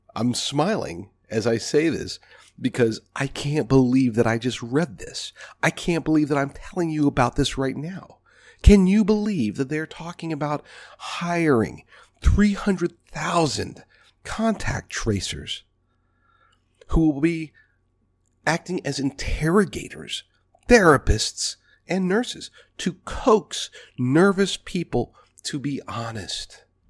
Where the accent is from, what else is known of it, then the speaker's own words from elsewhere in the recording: United States; American people, American patriots